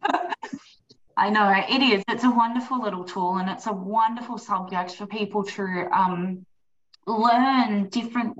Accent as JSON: {"language": "English", "region": "East Coast", "country": "United States", "tie": "born or raised there", "also_born_or_lived": "the desert", "moved": "yes", "said": "I grew up on the East Coast where it was luscious. And now I'm so grateful that I live in the desert"}